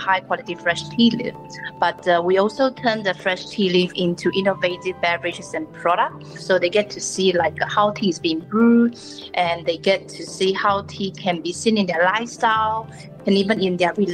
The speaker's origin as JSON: {"language": "English", "region": "Sabah", "country": "Malaysia", "tie": "born or raised there", "also_born_or_lived": "Perak, Malaysia", "moved": "yes", "lives_now": "Singapore", "said": "I was actually born in Perak, but growing up in Sabah because of my family, they had business there."}